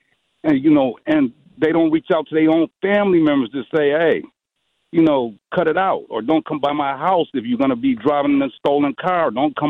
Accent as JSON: {"language": "English", "town": "Milwaukee", "region": "Wisconsin", "country": "United States", "tie": "born or raised there", "said": "I grew up in St. Charles Boys Home. When I turned 17 and got out of St. Charles Boys Home, I changed my path."}